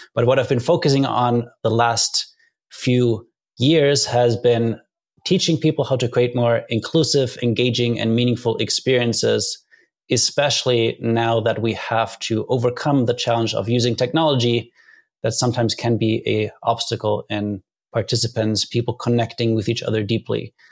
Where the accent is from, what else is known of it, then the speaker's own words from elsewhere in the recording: Germany; moved away as an adult; I grew up in Germany